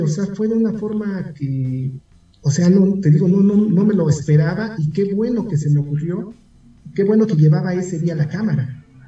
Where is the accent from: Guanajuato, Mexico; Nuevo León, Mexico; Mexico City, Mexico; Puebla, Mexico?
Mexico City, Mexico; Aunque mis padres son del Estado de México, son de un pueblo que se llama eh, Joquicingo, en el Estado de México. Yo nací aquí en la Ciudad de México